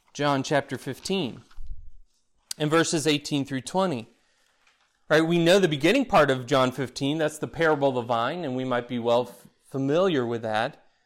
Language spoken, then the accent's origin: English; Florida, United States; growing up in Florida